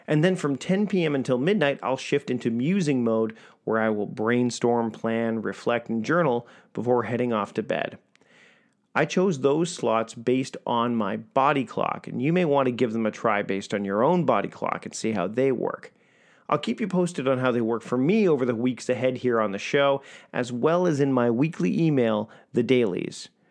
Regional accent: Victoria, British Columbia, Canada; my hometown of Victoria, B C, Canada

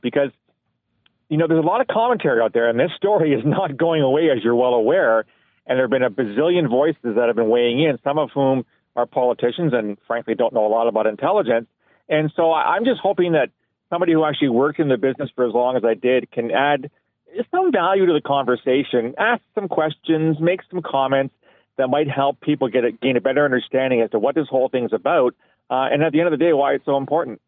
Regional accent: Canada; as a Canadian

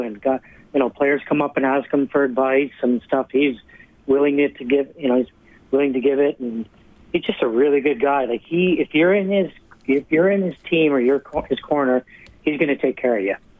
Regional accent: Sherwood Park, Alberta, Canada; moved away as an adult; also born or lived in Moose Jaw, Saskatchewan; now in Florida, United States; I was born in Moose Jaw and uh, moved here. Family moved here when I was about 10 years old, so I grew up at Sher Park

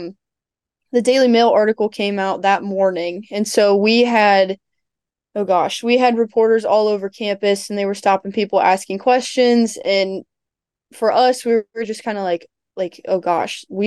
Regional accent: Ohio, United States; moved away as an adult; now in Virginia, United States; I'm from Ohio

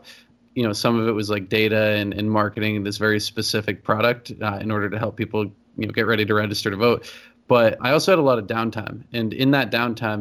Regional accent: Exeter, New Hampshire, United States; I grew up in Exeter, New Hampshire, which is a pretty historical place.

